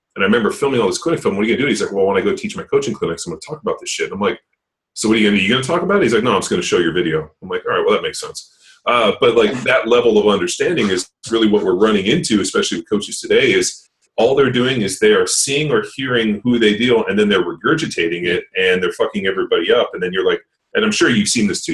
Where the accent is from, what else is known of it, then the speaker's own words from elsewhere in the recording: Torrance, California, United States; also born or lived in Palos Verdes; I grew up in Torrance, so uh, Palos Verdes, Torrance